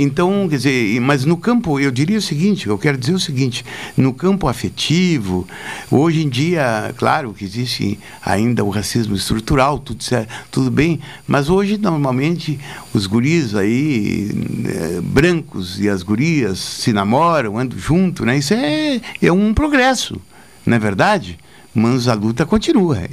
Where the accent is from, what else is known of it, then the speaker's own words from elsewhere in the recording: Jaguarão, Rio Grande do Sul, Brazil; me criei em Jaguarão